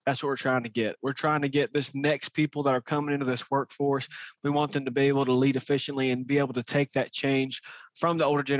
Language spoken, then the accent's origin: English; Birmingham, Alabama, United States; moved away as an adult; also born or lived in New Orleans; now in Charlotte, United States; I grew up in Birmingham, Alabama, like Walker.